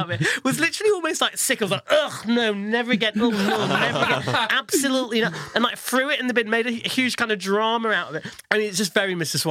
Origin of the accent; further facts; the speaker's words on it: Leeds, Yorkshire and the Humber, United Kingdom; he's from Leeds, like I am, but he has far more of an accent than